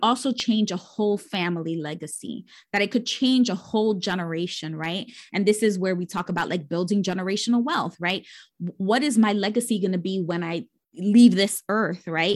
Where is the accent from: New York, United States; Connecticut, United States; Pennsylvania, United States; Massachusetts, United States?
New York, United States; New York City; I grew up born and raised in New York City, bor-, uh, raised in the Bronx, the poorest borough in the city